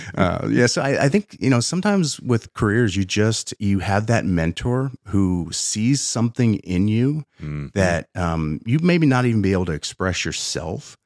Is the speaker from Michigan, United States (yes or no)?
no; Pennsylvania, United States; I'm from Pennsylvania